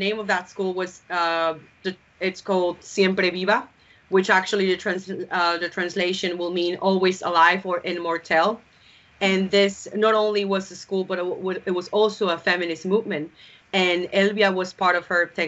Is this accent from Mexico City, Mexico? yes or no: no; Yucatán, Mexico; my home state, Yucatan